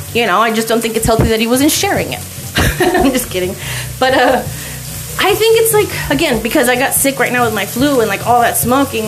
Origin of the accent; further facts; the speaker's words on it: El Paso, Texas, United States; now in Glendale, United States; I come from El Paso, Texas, and everybody just like bumps into each other